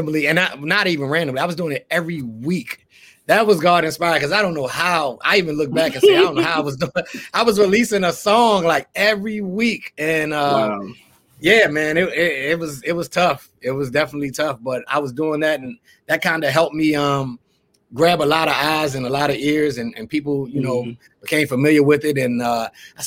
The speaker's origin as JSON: {"language": "English", "town": "Baltimore", "region": "Maryland", "country": "United States", "moved": "yes", "lives_now": "Florida, United States", "said": "I'm from Baltimore"}